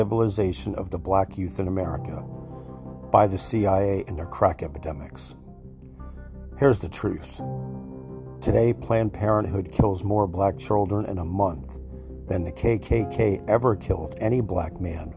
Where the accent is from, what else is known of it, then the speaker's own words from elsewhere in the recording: New Jersey, United States; I was raised in New Jersey